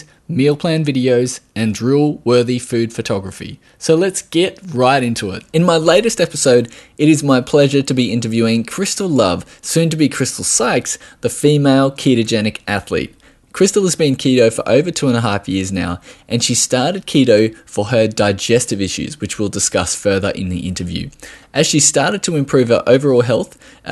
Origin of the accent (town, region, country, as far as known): Australia